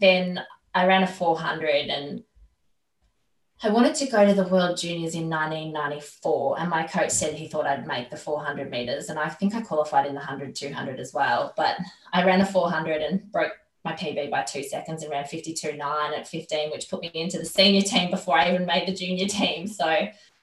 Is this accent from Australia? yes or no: yes; Australia; I love being Australian